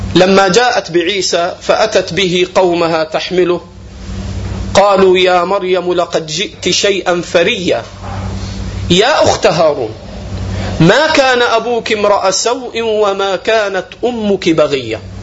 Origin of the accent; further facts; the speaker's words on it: Egypt; عندنا في مصر